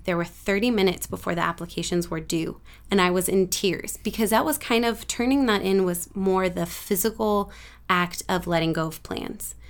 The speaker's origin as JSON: {"language": "English", "town": "San Lorenzo", "region": "California", "country": "United States", "tie": "born or raised there", "said": "I was born in San Lorenzo, raised up in this area."}